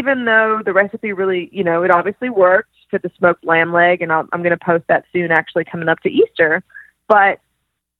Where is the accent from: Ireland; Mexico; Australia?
Australia; moved away; I grew up in Australia